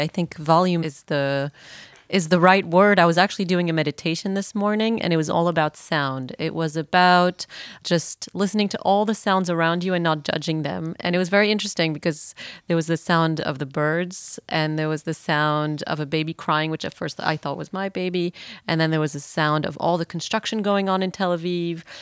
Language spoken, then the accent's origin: English; Belgium; now in Israel; I'm from Belgium.